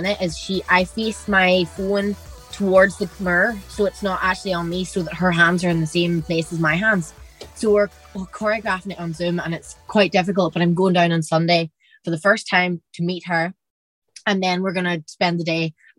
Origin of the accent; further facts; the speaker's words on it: Derry, Northern Ireland, United Kingdom; I'm from Derry